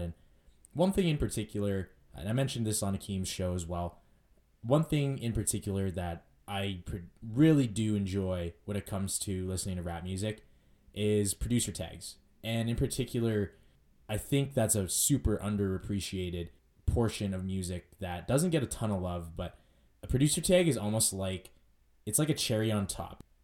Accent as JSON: {"language": "English", "town": "Edmonton", "region": "Alberta", "country": "Canada", "tie": "born or raised there", "said": "I grew up in West Edmonton, went to school there, you know, elementary, junior high, high school, all in the West End."}